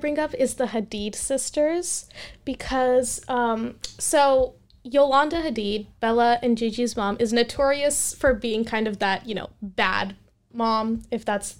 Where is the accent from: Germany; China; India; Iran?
India; So I am Indian. I watch Indian movies.